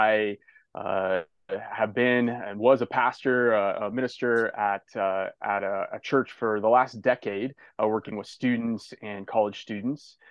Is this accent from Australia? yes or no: no; Indiana, United States; now in Malibu, United States; I grew up in a rural community in Indiana, a small farm town